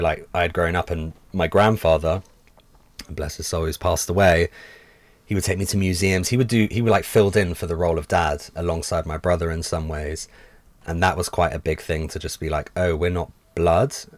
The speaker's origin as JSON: {"language": "English", "region": "London", "country": "United Kingdom", "tie": "born or raised there", "said": "growing up in London, where I did, super multicultural"}